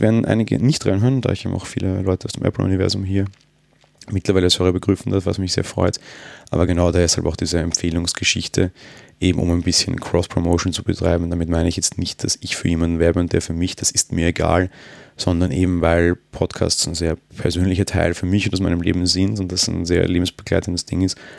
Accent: Austria; Bin Österreicher

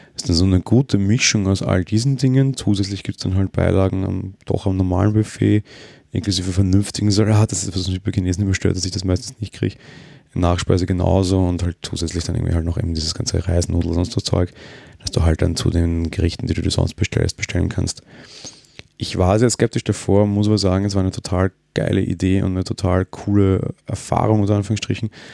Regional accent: Austria; ich bin Österreicher

